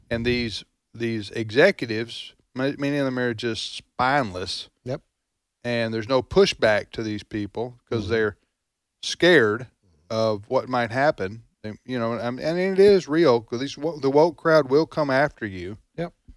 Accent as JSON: {"language": "English", "area": "the South", "region": "Southern United States", "country": "United States", "said": "I understood you as a fellow Southerner"}